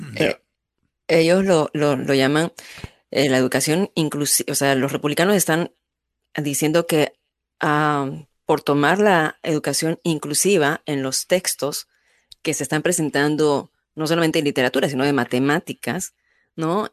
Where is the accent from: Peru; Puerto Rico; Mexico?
Peru; now in United States; tu arraigo de, de cultura, en, en mi caso, peruana